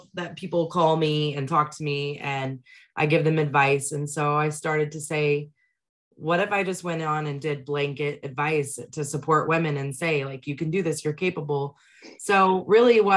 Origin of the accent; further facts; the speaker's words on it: Texas, United States; I'm from Texas